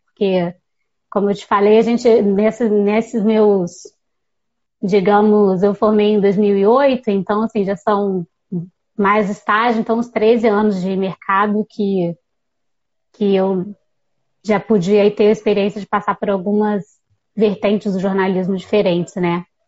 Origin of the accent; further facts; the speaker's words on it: Volta Redonda, Rio de Janeiro, Brazil; also born or lived in Viçosa, Minas Gerais; Eu sou de Volta Redonda, no sul do estado do Rio